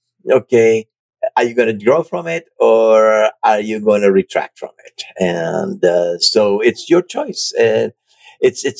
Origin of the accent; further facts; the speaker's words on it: Buenos Aires, Argentina; moved away as an adult; also born or lived in Germany / France; now in United States; I was raised in Argentina, and I went to a British all-boy boarding school